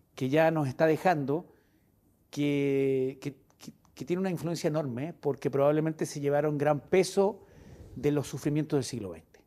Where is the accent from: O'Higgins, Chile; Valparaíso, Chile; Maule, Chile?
Valparaíso, Chile; Viña del Mar; yo nací en, en, la quinta región, nací en Viña del Mar.